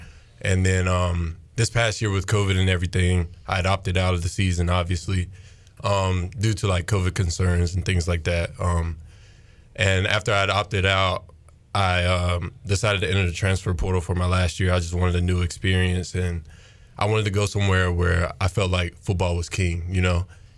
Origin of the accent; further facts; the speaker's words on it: Alabama, United States; moved away as an adult; now in Greenville, United States; So I'm originally from Lionville, Alabama, small town, 1,500, 2,000 people. Grew up there my whole life, you know what I'm saying? Born and raised there, deep south